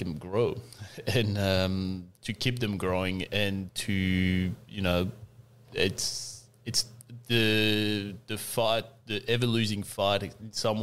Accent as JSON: {"language": "English", "area": "Alsace", "region": "Grand Est", "country": "France", "tie": "born or raised there", "moved": "as an adult", "lives_now": "Mornington Peninsula, Australia", "said": "I was born in France in a region called Alsace on the eastern part of France on the border with Germany. And my family have vineyards and winery there. So, yeah, I grew up working... working against my will in some ways in the vineyard"}